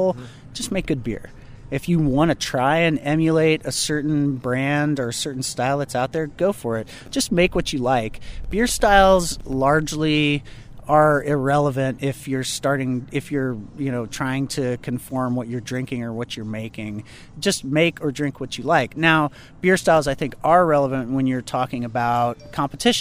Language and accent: English; Missouri, United States; also born or lived in Cape Girardeau, Missouri / Ste. Genevieve, Missouri / St. Louis, Missouri; now in Kansas City, United States; I'm originally from the St. Louis area. I was born in Cape Girardeau, Missouri